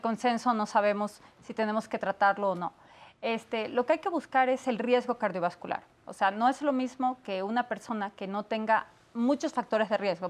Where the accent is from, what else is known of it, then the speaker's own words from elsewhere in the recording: Ecuador; moved away; Yo soy de Ecuador